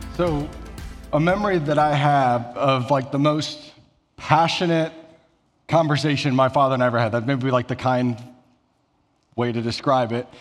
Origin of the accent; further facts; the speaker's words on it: Elgin, Iowa, United States; moved away; I'm from small town Iowa. So about six hundred people in my hometown